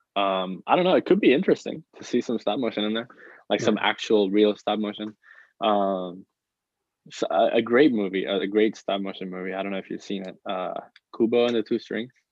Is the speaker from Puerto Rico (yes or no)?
yes; Puerto Rico; moved away as an adult; now in United States; me growing up in Puerto Rico, I didn't I wasn't really that exposed to art, um, which is why I moved to the United States right here to pursue